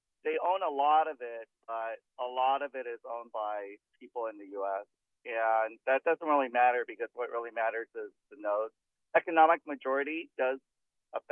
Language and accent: English; United States; as an American born American